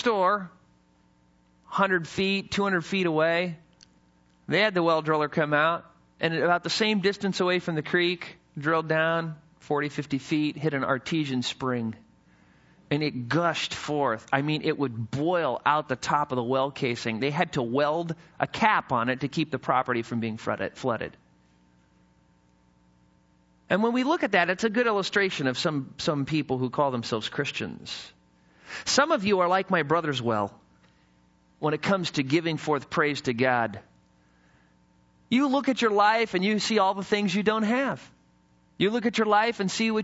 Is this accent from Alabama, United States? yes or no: no; the mountains of Idaho, United States; When I was in high school, I grew up in the mountains of Idaho. And what was interesting as I was growing up in Idaho is, you know, I came from the city